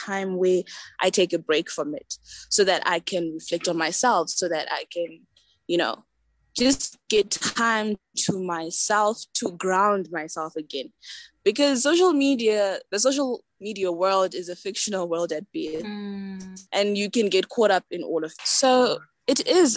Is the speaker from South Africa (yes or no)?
no; Zimbabwe; I'm from Zimbabwe